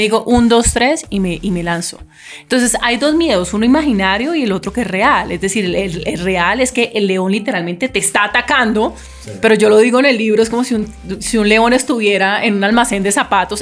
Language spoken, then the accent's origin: Spanish; Cali, Valle del Cauca, Colombia; Yo soy caleña y me gusta la salsa